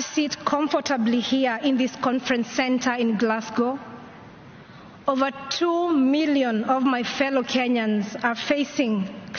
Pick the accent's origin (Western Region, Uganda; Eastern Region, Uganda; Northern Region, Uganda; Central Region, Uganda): Central Region, Uganda; Kampala; I am from Kampala, Uganda, a country that has one of the fastest changing climates in the world.